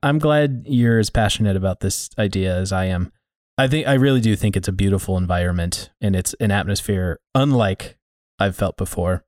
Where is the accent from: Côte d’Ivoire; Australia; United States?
United States; Montana; I'm from Montana